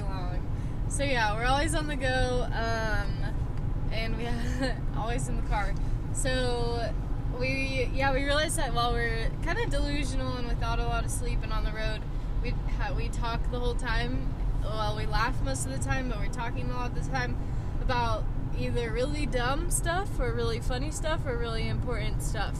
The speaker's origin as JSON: {"language": "English", "region": "Oklahoma", "country": "United States", "moved": "as an adult", "lives_now": "Colorado, United States", "said": "I'm from Oklahoma, and then I've lived in Colorado for a year and a half now."}